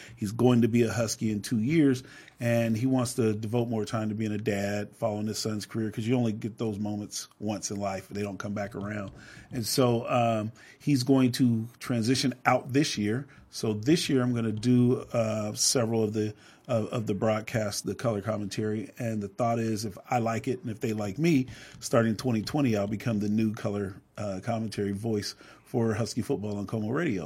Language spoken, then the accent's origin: English; Seattle, Washington, United States; I grew up on Rainier Avenue, so this is home